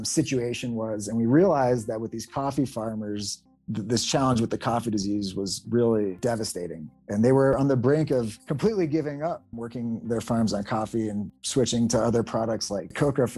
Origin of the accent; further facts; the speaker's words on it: United States; we're white males from the United States